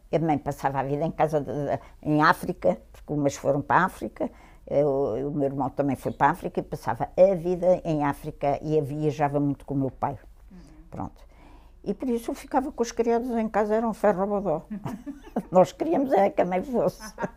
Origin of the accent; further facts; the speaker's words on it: Lisbon, Portugal; also born or lived in England; nascida em Lisboa, em São Sebastião da Pedreira